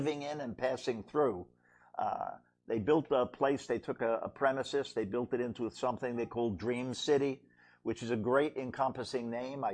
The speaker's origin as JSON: {"language": "English", "town": "New York City", "region": "New York", "country": "United States", "moved": "yes", "lives_now": "Central Florida, United States", "said": "I'm from Brooklyn originally"}